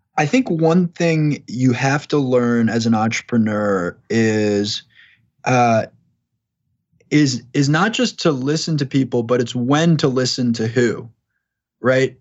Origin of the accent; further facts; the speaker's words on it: Long Island, New York, United States; moved away; also born or lived in Boston, Massachusetts; I grew up in New York. I grew up on Long Island, spent a lot of time in Manhattan